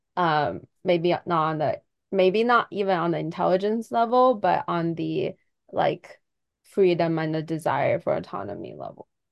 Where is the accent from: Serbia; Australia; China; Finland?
China; I'm from China